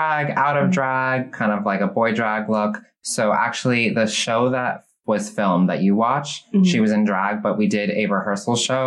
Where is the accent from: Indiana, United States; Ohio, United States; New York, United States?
New York, United States; Long Island; I'm originally from Long Island, New York